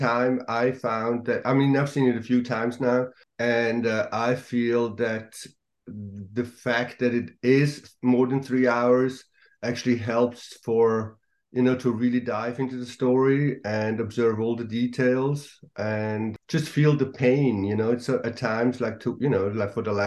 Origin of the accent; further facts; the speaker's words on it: Switzerland; moved away as an adult; now in Los Angeles, United States; I'm from Switzerland and I live in LA, though. I've been living in Los Angeles for the last 30 years